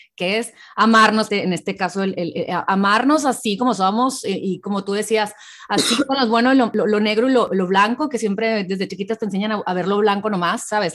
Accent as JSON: {"language": "Spanish", "town": "Hermosillo", "region": "Sonora", "country": "Mexico", "tie": "born or raised there", "moved": "as an adult", "lives_now": "United States", "said": "yo nací en México, Hermosillo, Sonora"}